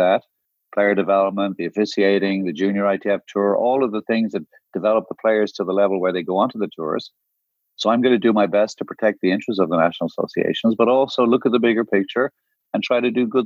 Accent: Ireland; also born or lived in Guyana / Jamaica; I'm from Ireland, which is a smaller nation. I was born in the Caribbean. Not many people know that. I was born in Guyana and I grew up in Jamaica until I was 8

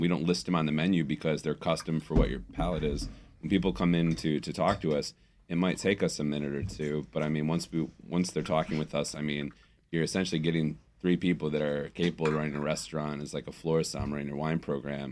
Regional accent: Detroit, Michigan, United States; moved away; a park I used to go to as a kid when I was growing up in Detroit

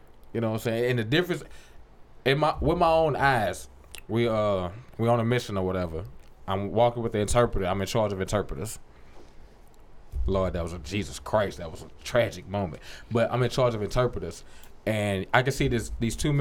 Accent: United States; we're from America

